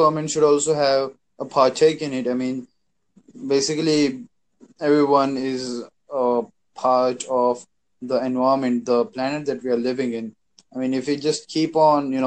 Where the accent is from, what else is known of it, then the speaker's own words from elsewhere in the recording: India; I'm from India